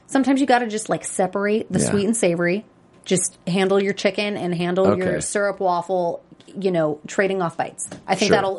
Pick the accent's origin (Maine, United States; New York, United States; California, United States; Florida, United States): California, United States; Long Beach; I'm actually from Long Beach.